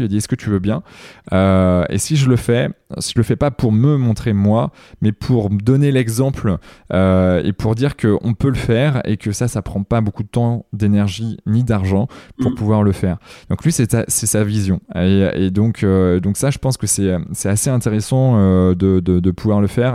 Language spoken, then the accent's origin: French; Carentoir, Brittany, France; Carantoir, là où Ubisoft a été créé, et c'est là où je suis originaire